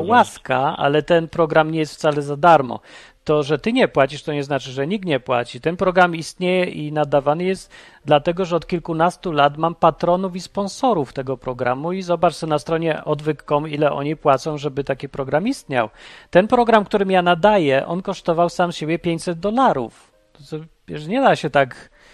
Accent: Poland; wychowałem się w PRL-u

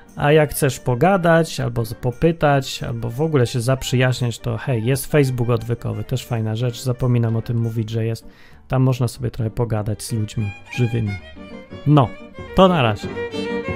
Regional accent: Poland; wszyscy my tam z Polski

